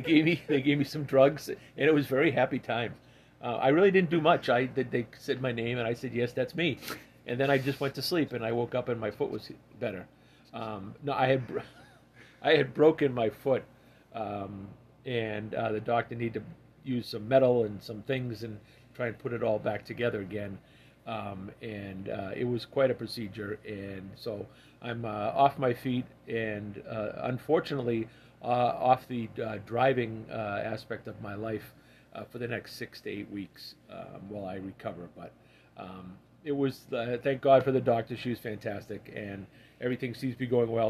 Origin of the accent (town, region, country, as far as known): Massachusetts, United States